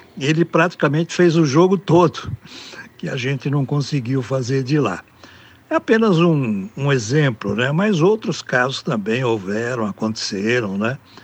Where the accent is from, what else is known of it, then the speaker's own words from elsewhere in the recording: Americana, São Paulo, Brazil; eu sou do interior de São Paulo, sou de Americana, aqui na região metropolitana de Campinas, né? Nasci aqui, moro aqui